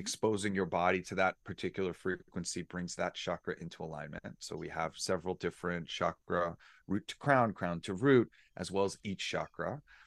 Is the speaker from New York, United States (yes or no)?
yes; New York, United States; moved away; I was born and raised in New York